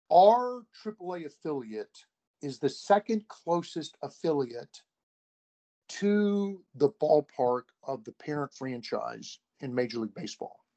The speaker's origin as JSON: {"language": "English", "region": "Ohio", "country": "United States", "tie": "born or raised there", "said": "I grew up near Cincinnati, so I've always been a Reds fan."}